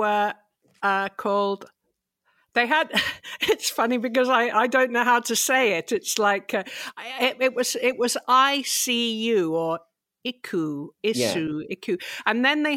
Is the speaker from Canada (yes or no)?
no; England, United Kingdom; I'm English.